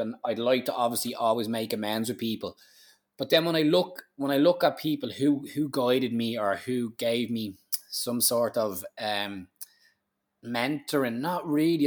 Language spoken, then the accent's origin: English; Ireland; being an Irish man